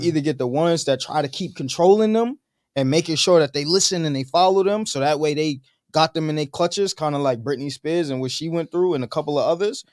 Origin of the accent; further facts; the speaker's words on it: New York City, New York, United States; I'm a New Yorker, born and raised.